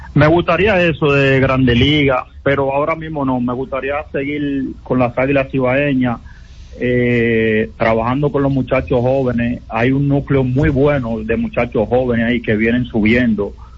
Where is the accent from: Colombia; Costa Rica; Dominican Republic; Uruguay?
Dominican Republic; Haina, San Cristóbal; yo soy de Jaina, pero ya mi corazón es de Santiago